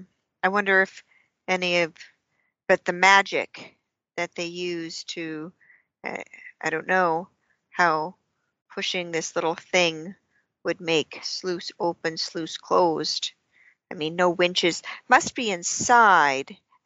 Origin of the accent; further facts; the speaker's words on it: Bavaria, Germany; Well, I am originally from Bavaria.